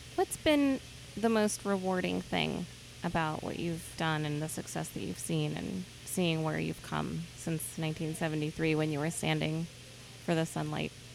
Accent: California, United States; I'm born and raised in California

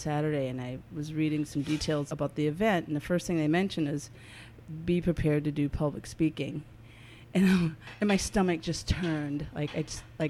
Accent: New Orleans, Louisiana, United States; now in San Francisco, United States; growing up in New Orleans, it just instills this, like, joie de vivre

